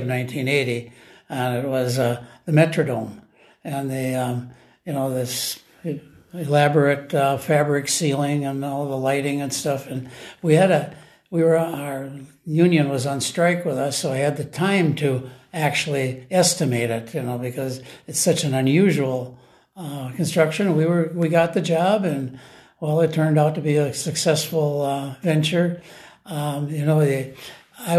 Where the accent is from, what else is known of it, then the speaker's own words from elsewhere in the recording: Cologne, Minnesota, United States; I was born in a farmhouse 3 miles south of Cologne in 1941.